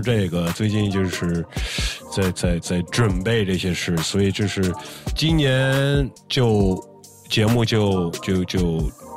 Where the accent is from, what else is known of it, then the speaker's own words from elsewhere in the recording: United States; 我一个来自美国的中国人